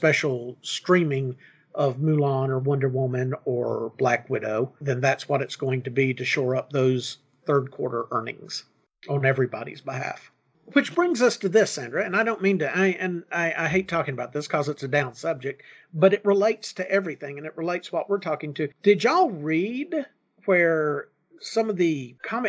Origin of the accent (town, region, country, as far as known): United States